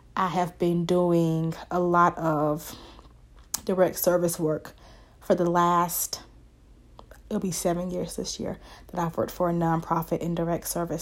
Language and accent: English; the South, United States; accent: Southern twang; African-American Vernacular English; I am from the South. So, if you hear that twang come out, that is the South in me. I live in the South. I've been here my whole life.